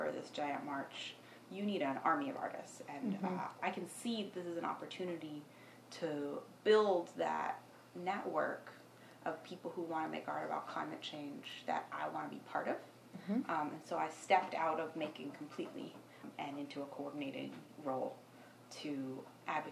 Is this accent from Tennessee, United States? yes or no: no; New York City, New York, United States; I live in New York City, born and raised in New York City